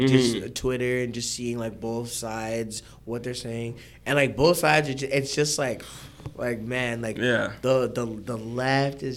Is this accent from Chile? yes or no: no; Canada; I'm from Canada